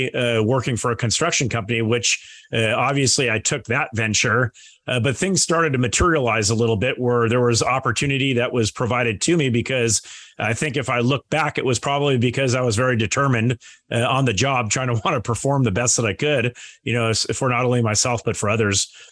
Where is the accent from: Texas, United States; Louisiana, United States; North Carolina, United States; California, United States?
California, United States; Manhattan Beach; the community of Manhattan Beach, where I grew up